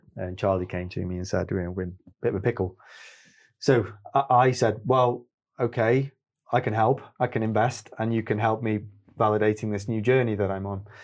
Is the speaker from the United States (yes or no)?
no; Stoke-on-Trent, West Midlands, United Kingdom; also born or lived in Manchester; growing up in Stoke